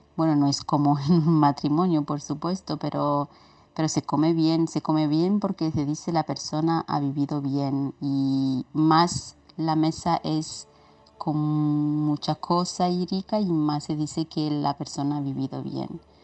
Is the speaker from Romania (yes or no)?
yes; Romania; ¿cómo se celebra Halloween en Rumanía, en mi país?